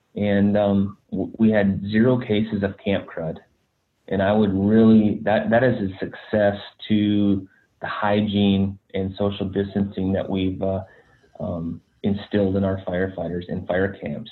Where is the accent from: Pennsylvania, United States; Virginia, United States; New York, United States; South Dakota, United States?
South Dakota, United States; Black Hills; I grew up in the Black Hills uh, National Forest in South Dakota